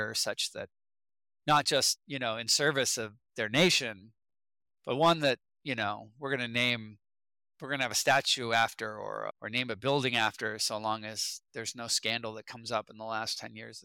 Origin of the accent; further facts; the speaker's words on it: United States; as an American